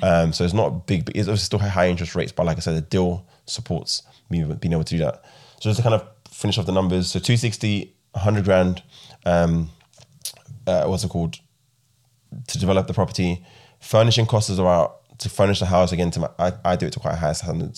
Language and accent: English; Ghana; also born or lived in United Kingdom; now in Midlands, United Kingdom; I'm from Ghana originally